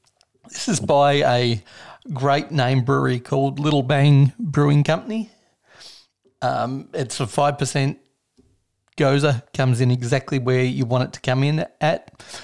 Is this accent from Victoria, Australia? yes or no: yes; Victoria, Australia; So my home state